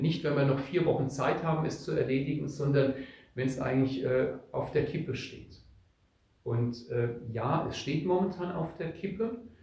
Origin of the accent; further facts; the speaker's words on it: Odenwald and Spessart, Bavaria, Germany; bei uns in Odenwald und Spessert